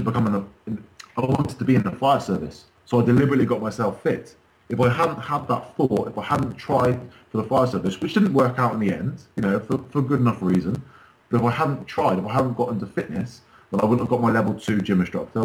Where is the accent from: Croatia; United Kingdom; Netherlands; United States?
United Kingdom; Wells, Somerset, South West England; now in Bournemouth, United Kingdom; I live in Bournemouth now. I've managed to move away. Originally, I'm from Wales in Somerset